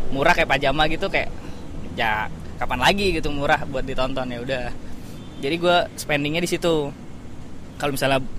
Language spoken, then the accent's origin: Indonesian; Bandung, West Java, Indonesia; now in Jakarta, Indonesia; Dari Bandung sih